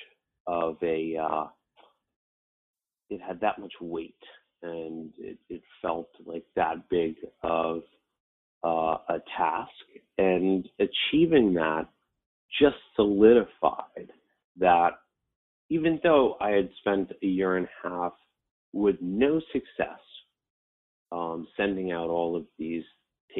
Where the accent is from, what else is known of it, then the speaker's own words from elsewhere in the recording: Westchester, New York, United States; Growing up in Westchester, it was a fairly well-off county